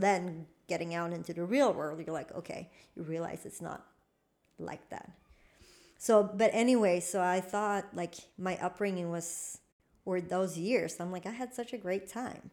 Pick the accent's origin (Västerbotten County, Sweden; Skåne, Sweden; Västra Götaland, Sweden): Skåne, Sweden; Malmö; English is a second language; also born or lived in United States; where I grew up in Limham